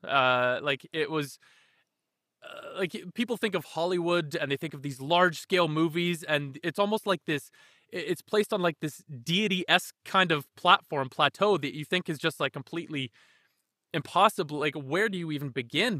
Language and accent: English; Canada; we're Canadian ourselves